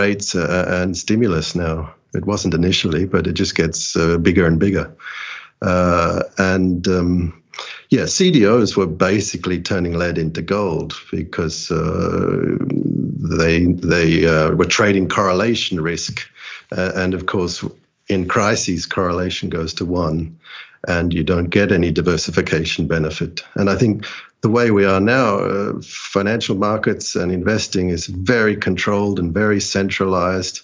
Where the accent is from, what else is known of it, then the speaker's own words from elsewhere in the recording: Australia; moved away as an adult; also born or lived in London; I'm Australian born, grew up in the 70s and 80s in that part of the world, and then moved to London in 1998